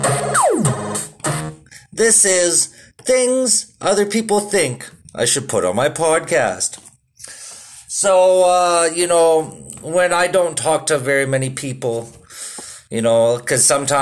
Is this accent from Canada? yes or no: yes; Saskatoon, Saskatchewan, Canada; moved away; also born or lived in Vancouver; I was from Saskatoon